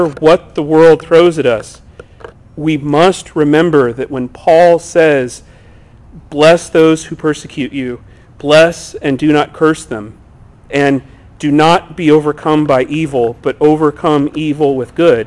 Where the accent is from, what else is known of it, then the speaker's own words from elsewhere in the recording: United States; American Christians